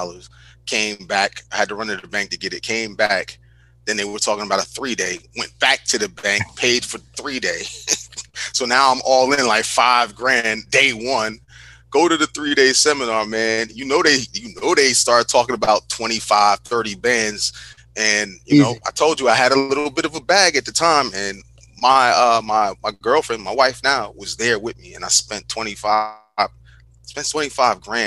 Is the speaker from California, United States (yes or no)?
no; New Jersey, United States; also born or lived in Newark; I'm from Jersey